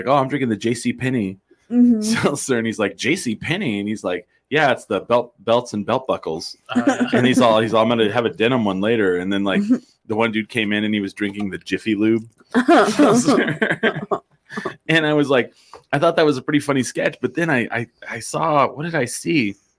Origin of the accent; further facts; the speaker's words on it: Albuquerque, New Mexico, United States; I'm from New Mexico. I grew up one block away from the All Subs family.